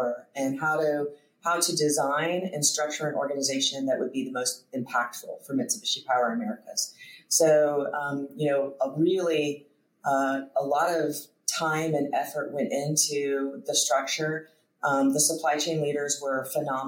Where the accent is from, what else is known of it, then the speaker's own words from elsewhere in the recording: east coast of Florida, United States; also born or lived in Texas / Charlotte / Pensacola / Hamilton, Ontario; I was born in Texas. I moved when I was quite young to the east coast of Florida